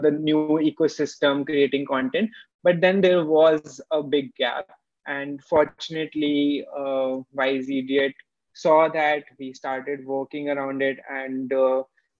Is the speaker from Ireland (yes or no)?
no; Jaipur, Rajasthan, India; moved away as an adult; also born or lived in Bangalore; My hometown is Jaipur, and I moved to Bangalore just to understand startup system well